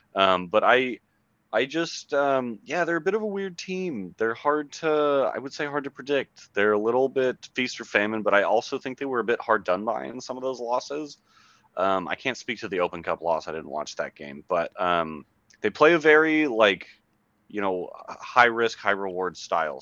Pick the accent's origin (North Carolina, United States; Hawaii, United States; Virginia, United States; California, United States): California, United States; Bay Area; growing up in the Bay Area